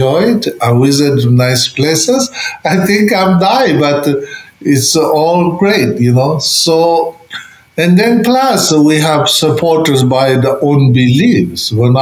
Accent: Tibet, China; moved away; I grew up in Tibet.

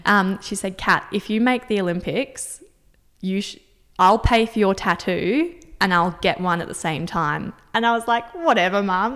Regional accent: Singapore; moved away; I was born and grew up in Singapore.

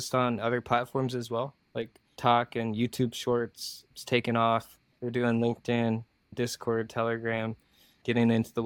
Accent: Iowa, United States; also born or lived in South Korea; my hometown, Iowa

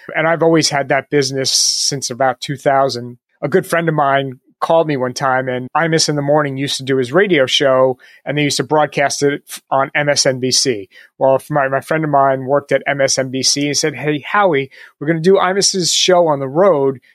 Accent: New York, United States; I'm from New York, so plenty of Knicks and Nets games

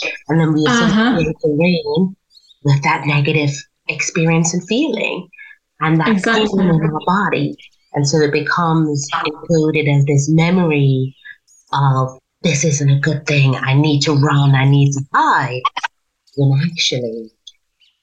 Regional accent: Bermuda; I'm from Bermuda

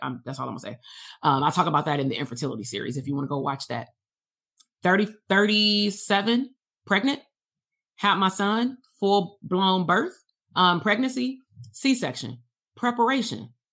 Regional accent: Compton, California, United States; going to school K through twelve in Compton

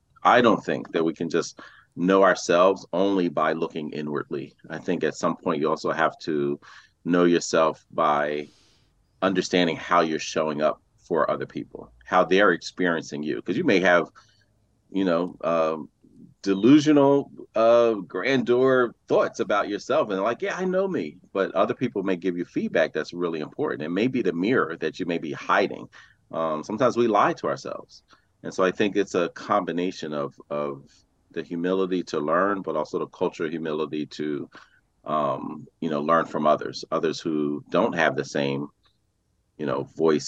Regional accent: Philadelphia, Pennsylvania, United States; I was born and raised in West Philadelphia.

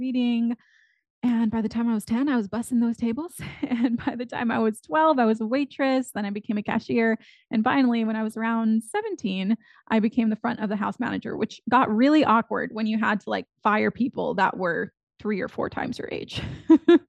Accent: McAllen, Texas, United States; now in Austin, United States; I grew up in McAllen, Texas, which is at the very southern tip of Texas

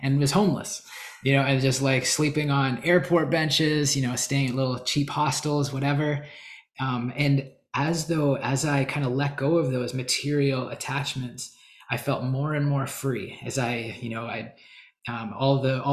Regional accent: Canada; moved away as an adult; also born or lived in Calgary, Alberta; now in United States; I'm Canadian. Well, I'm in the US again now

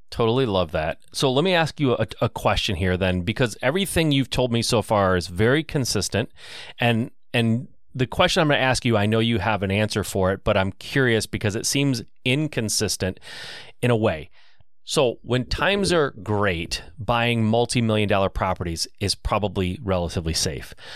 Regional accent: Michigan, United States; I'm from Michigan

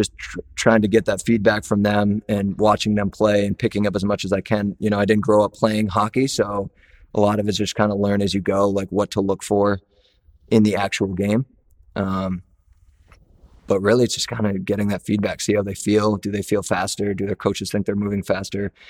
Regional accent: Portland, Maine, United States; moved away as an adult; also born or lived in Missouri / Louisiana; growing up in Maine

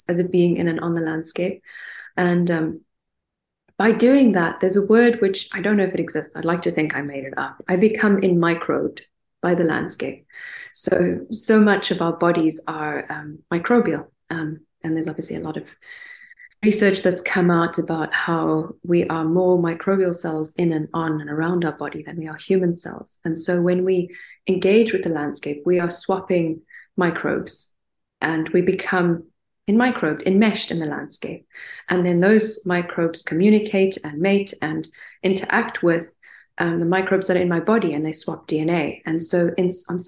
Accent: Stellenbosch, Western Cape, South Africa; also born or lived in Johannesburg, South Africa; I grew up in Stellenbosch in the Western Cape

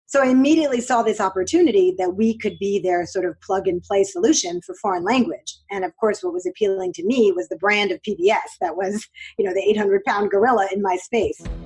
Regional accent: New York City, New York, United States; I grew up in New York

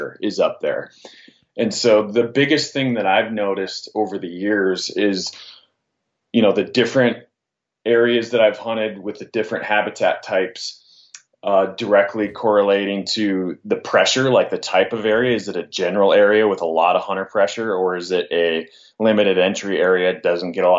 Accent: Northwest Montana, United States; I grew up in Northwest Montana, and I hunted up there, around the Flathead Valley country

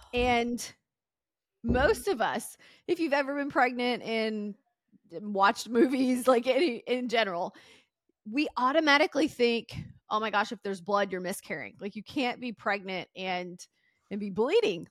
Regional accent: Mississippi, United States; also born or lived in Tennessee; now in Florida, United States; growing up in Mississippi and Tennessee, you couldn't walk anywhere

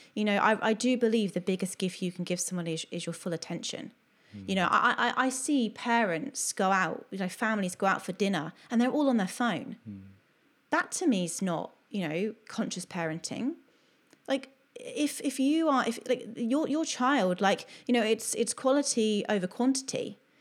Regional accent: Bournemouth, South West England, United Kingdom; moved away as an adult; also born or lived in Oxford / Greece / Cardiff; now in Australia; I'm originally from Bournemouth and then I lived in Oxford

